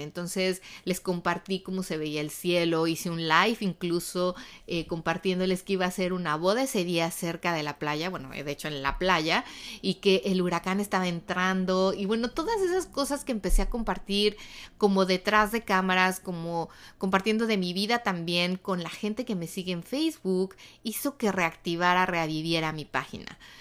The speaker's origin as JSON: {"language": "Spanish", "country": "Mexico", "moved": "yes", "lives_now": "United States", "said": "en México, en mi país"}